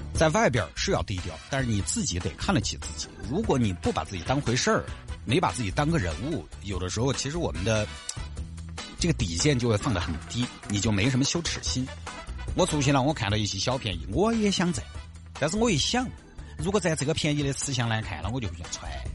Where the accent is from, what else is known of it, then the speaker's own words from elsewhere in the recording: Huayang, Sichuan, China; 我就花样当地嘞